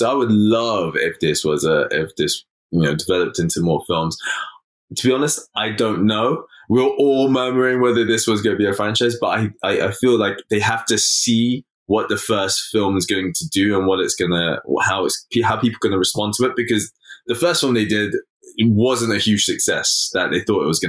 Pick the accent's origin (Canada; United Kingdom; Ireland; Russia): United Kingdom; London; I'm born and raised in London, England, West London.